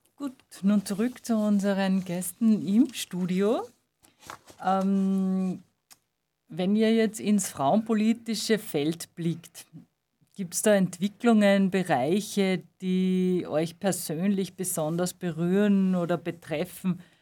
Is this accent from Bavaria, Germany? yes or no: yes; Munich, Bavaria, Germany; Ich bin in München, in Deutschland geboren